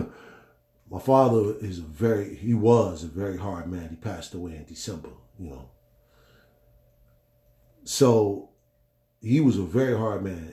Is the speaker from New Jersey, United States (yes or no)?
yes; Newark, New Jersey, United States; I was born in Newark, New Jersey